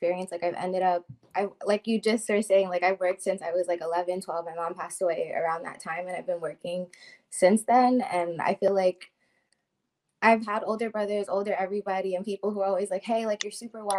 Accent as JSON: {"language": "English", "region": "New York", "country": "United States", "said": "I actually live in New York City right now"}